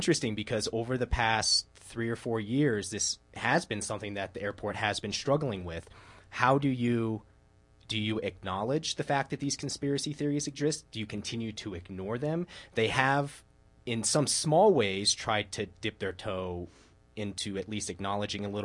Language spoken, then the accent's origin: English; Denver, Colorado, United States; I was from Denver